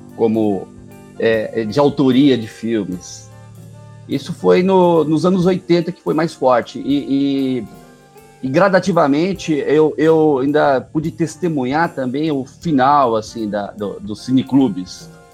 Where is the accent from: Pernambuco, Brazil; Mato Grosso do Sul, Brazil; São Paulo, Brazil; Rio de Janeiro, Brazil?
São Paulo, Brazil; Guarulhos; sou guarulhense, nasci é, no Jardim Presidente Dutra